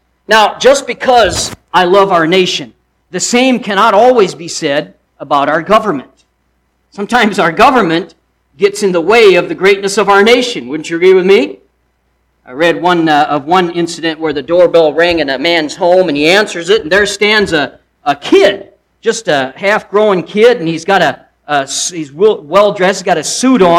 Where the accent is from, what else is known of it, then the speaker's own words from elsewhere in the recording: United States; I'm an American.